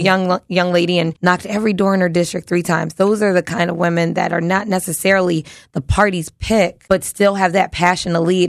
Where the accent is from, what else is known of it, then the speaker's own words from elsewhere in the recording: Philadelphia, Pennsylvania, United States; I'm a kid from South Philly